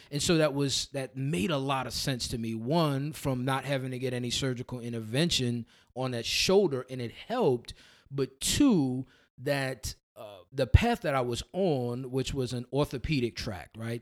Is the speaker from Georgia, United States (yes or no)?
no; New Orleans, Louisiana, United States; accent: New Orleans tongue; now in Somerville, United States; I started my journey in New Orleans, Louisiana. So that's, that's originally where I'm from. Uh, went to undergrad at Xavier University down there.